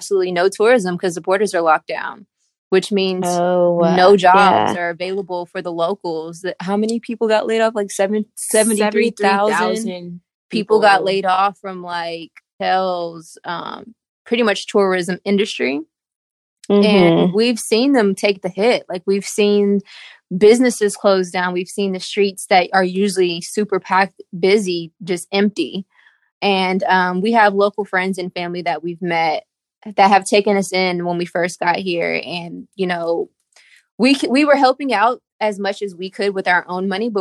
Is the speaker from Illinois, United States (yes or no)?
no; Houston, Texas, United States; also born or lived in San Antonio, Texas; So obviously I lived in Houston, born and raised in Houston, went to San Antonio for college.